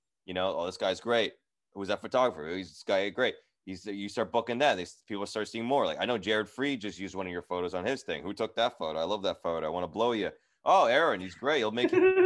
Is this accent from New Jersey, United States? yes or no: yes; Edison, New Jersey, United States; I grew up in Edison, New Jersey